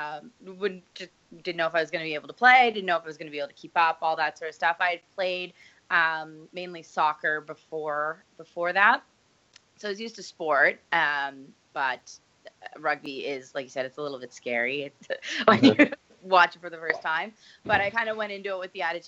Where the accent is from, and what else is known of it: Nova Scotia, Canada